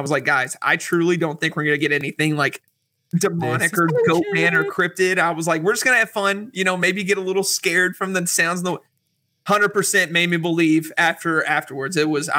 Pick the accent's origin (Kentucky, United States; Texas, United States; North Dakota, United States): Kentucky, United States; Kentucky. Good old country.